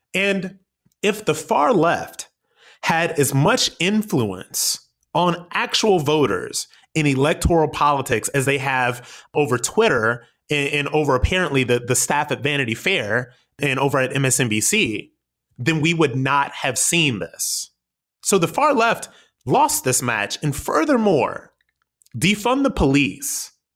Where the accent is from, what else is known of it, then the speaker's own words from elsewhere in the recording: United States; we as the American people